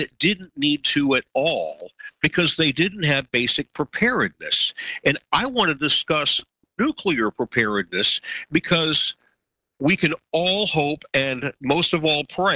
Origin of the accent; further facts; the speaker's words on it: Miami, Florida, United States; My wife and I grew up in Miami, just a few miles apart